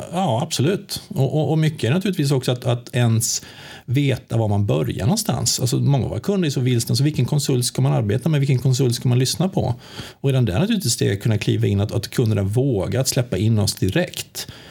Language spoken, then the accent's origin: Swedish; Sweden; moved away as an adult; now in Västerås, Sweden; Jag kommer från Småland. Ja, det är ja. de, det är eh, från Högl jag är högländare